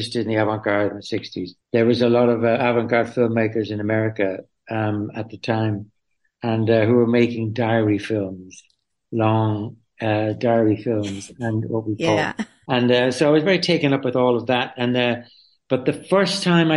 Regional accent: Dublin, Leinster, Ireland; moved away as an adult; also born or lived in London; I was born in Dublin. I lived in Dublin City and I emigrated to England, to London when I was 18 after school.

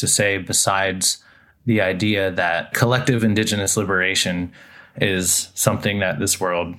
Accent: Taholah, Washington, United States; I'm Quinault from Tohola on the mouth of the Quinault River.

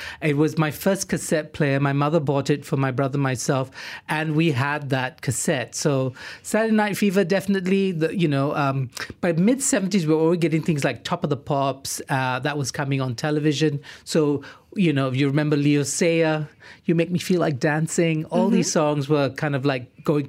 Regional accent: Singapore; also born or lived in Johor Bahru, Malaysia; now in Malaysia; I grew up in Singapore. I spent my teenage years in Singapore.

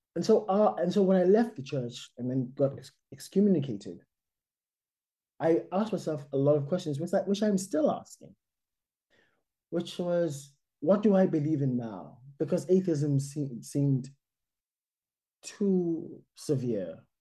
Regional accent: South Africa; moved away as an adult; I think of myself first and foremost as a South African, which means that I'm an immigrant here.

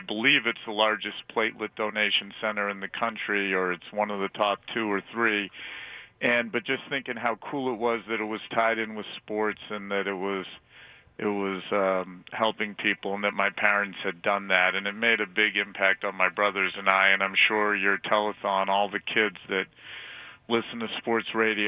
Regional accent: Boston, Massachusetts, United States; growing up in Boston

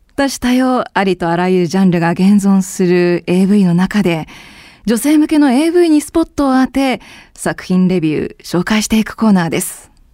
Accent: Sapporo, Hokkaido, Japan; moved away as an adult; also born or lived in Yokohama; 出身は札幌なんですよ。

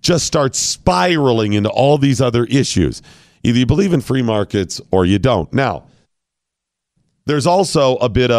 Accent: United States; I'm an American.

